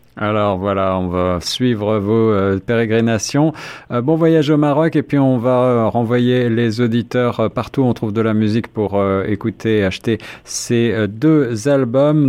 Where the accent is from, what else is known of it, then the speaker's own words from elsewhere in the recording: France; accent: French; moved away; also born or lived in Paris; comme vous pouvez le deviner à mon accent, suis français